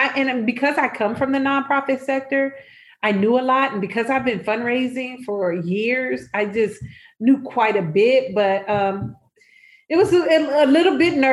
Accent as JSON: {"language": "English", "region": "Nebraska", "country": "United States", "moved": "yes", "lives_now": "Chicago, United States", "said": "I'm originally from Nebraska"}